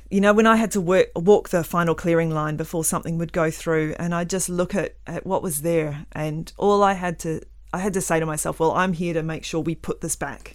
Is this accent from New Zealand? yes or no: yes; New Zealand; now in Western Australia, Australia; I grew up in New Zealand